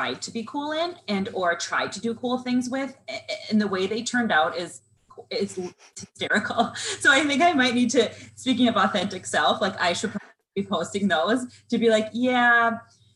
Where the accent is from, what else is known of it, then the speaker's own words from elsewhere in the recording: Southern Minnesota, United States; I'm a Minnesota girl. I was raised in Southern Minnesota.